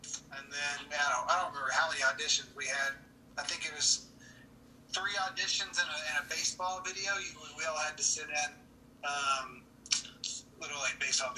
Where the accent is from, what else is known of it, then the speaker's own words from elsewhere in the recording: Texas, United States; I'm from Texas